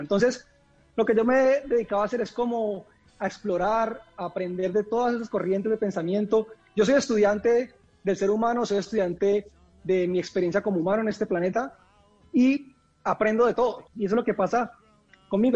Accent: Colombia; moved away

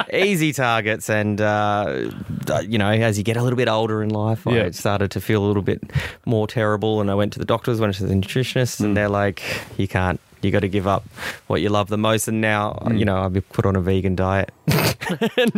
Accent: Victoria, Australia; I come from Victoria, where we're a white top kind of people.

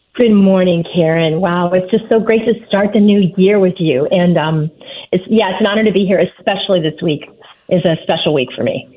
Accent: Fort Wayne, Indiana, United States; my hometown of Fort Wayne, Indiana

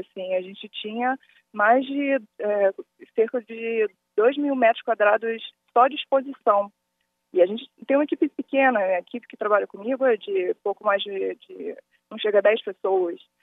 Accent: Rio de Janeiro, Brazil; Eu sou do Rio, sou carioca.

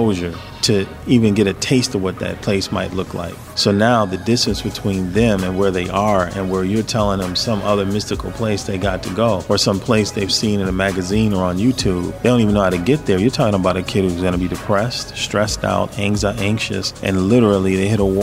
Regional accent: Madison, Wisconsin, United States; I only had white teachers my whole life growing up in Madison

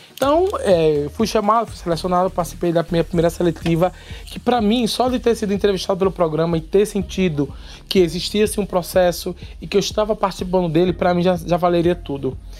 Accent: Paulista, Pernambuco, Brazil; Eu vim do Janga, da Manepá, lá do, dos Cafundó de Judas

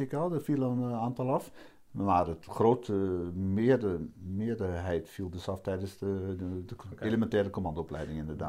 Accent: Vroomshoop, Overijssel, Netherlands; also born or lived in Hardenberg; klein plaatsje Vroomshoop heet dat. Eh, daar ben ik dan eh, opgegroeid, laat ik maar zeggen. Ik ben geboren in Hardenberg

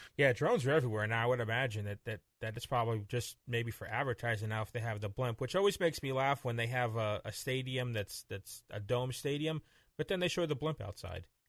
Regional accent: Florida, United States; growing up in Florida

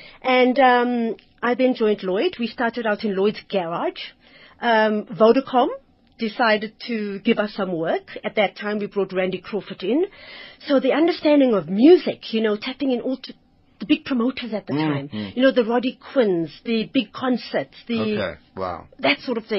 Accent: Zimbabwe; I think coming from Zims, my accent for some reason and my name gave the wrong impression of who I actually was.

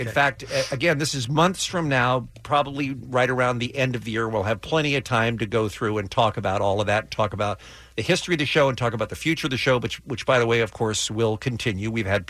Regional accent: England, United Kingdom; born or raised there

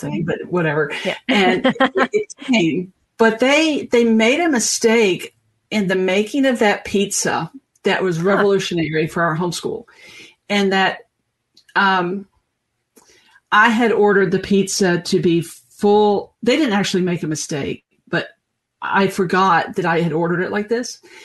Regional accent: the South, United States; I'm from the South. We eat grits.

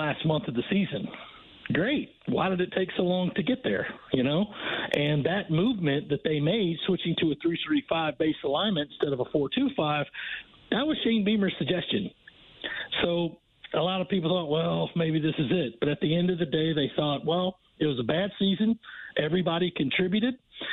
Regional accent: Rock Hill, South Carolina, United States; my hometown, James Coley was, of Rock Hill, South Carolina

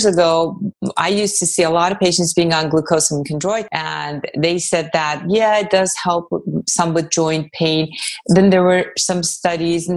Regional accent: Iran; moved away; I was born in Iran, so I'm very familiar with Persian cuisine

